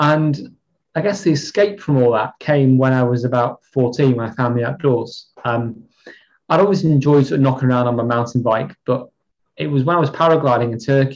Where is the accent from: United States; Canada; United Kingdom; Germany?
United Kingdom; Chester, North West England; moved away as an adult; now in Kendal, United Kingdom; I'm from Chester, originally.